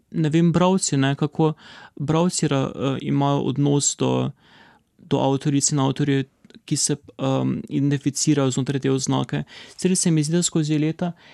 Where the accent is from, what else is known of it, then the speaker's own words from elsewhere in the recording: Maribor, Drava, Slovenia; v mojem rojstnem mestu